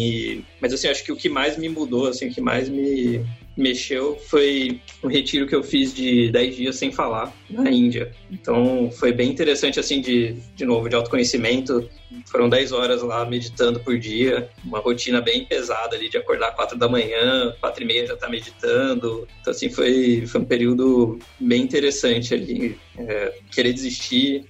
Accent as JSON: {"language": "Portuguese", "country": "Brazil", "said": "de onde você veio, você fala assim, Brasil"}